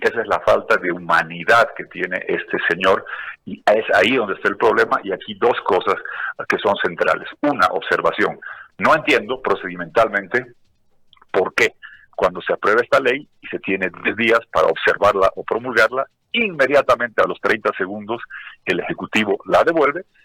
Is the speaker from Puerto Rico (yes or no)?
no; Bolivia